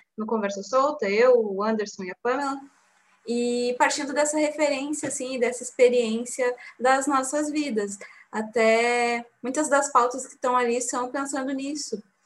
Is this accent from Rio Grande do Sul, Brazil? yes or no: yes; Bagé, Rio Grande do Sul, Brazil; nós três somos de Bagé